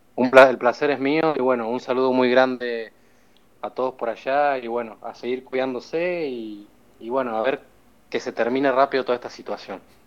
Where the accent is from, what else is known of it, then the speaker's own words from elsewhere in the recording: Argentina; now in Barcelona, Spain; Yo como argentino